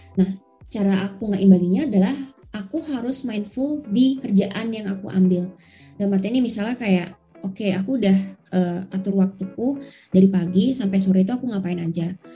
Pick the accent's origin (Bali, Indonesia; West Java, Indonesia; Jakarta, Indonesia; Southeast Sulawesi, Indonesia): Bali, Indonesia; moved away as an adult; aku kan dari Bali